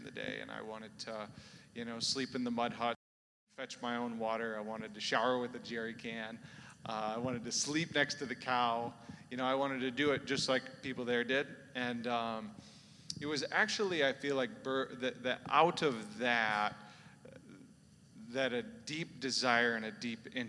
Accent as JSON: {"language": "English", "region": "South Dakota", "country": "United States", "said": "I'm originally from South Dakota. Maybe the first person you've ever seen from South Dakota"}